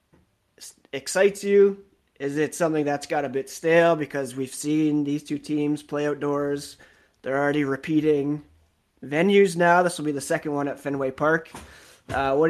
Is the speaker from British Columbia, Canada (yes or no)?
no; Ottawa, Ontario, Canada; moved away as an adult; now in Guelph, Canada; I grew up in Ottawa and now I live in Guelph.